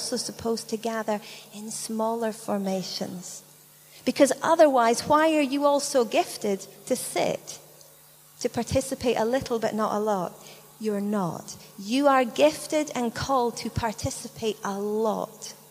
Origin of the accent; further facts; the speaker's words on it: United Kingdom; we're British